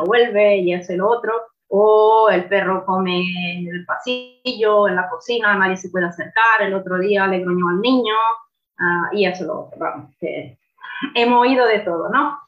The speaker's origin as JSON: {"language": "Spanish", "country": "Italy", "second_language": "Spanish", "moved": "yes", "lives_now": "Fuerteventura, Spain", "said": "soy italiana, no soy española"}